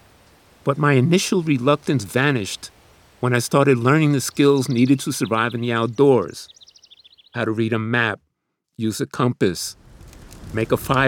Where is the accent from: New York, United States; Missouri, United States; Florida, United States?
New York, United States; New York City; the neighborhood where I grew up in Queens